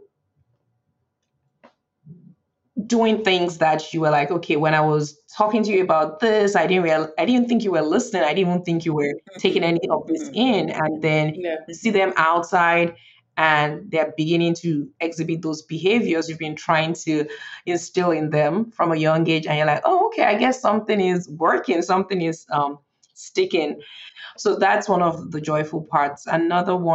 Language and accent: English; Nigeria; moved away as an adult; now in Frederick, United States; I was born in Nigeria and I grew up in Nigeria, and I moved to the US for college